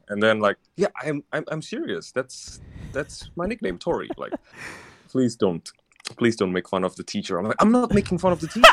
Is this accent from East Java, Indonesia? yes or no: yes; Surabaya, East Java, Indonesia; moved away; I'm from Surabaya